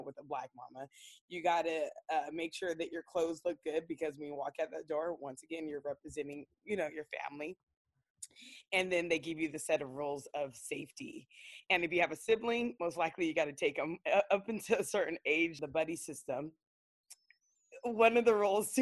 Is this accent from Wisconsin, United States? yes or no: no; San Diego, California, United States; I grew up in Claremont, which is considered a white area of, you know, San Diego.